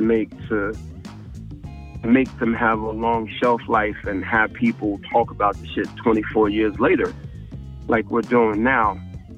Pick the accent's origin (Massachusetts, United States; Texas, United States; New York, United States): New York, United States; New York City; we're from South Jamaica, seeing people get shot and murdered and been in the hood